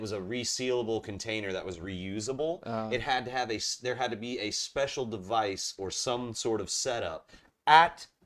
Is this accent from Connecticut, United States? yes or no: no; Charleston, South Carolina, United States; now in Wilmington area, North Carolina, United States; I grew up in Charleston, South Carolina.